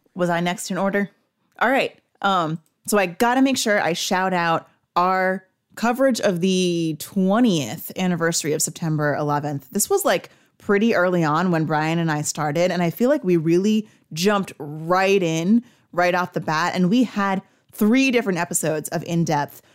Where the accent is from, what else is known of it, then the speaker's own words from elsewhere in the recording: New Jersey, United States; I'm from North Jersey